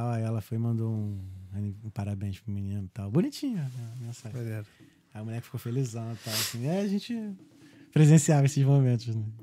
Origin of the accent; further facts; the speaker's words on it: Rio de Janeiro, Brazil; also born or lived in Abolição, Rio de Janeiro (North Zone); Já, já, muito tempo. Sou cria de Santa